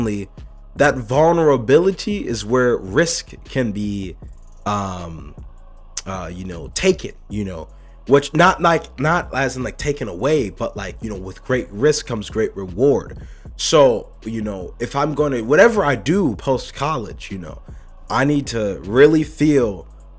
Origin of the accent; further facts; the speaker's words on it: United States; I'm an American